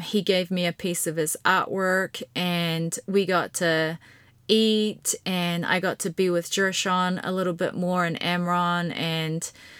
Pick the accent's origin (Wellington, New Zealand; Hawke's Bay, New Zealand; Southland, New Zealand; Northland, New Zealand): Southland, New Zealand; Invercargill; Now, Kyle and his family and his brother and sisters, they were all a part of my little family growing up in Invercargill.